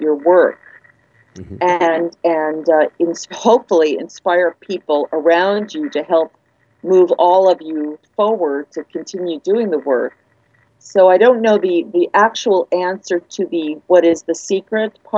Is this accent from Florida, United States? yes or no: no; New York, United States; now in California, United States; I'm a New Yorker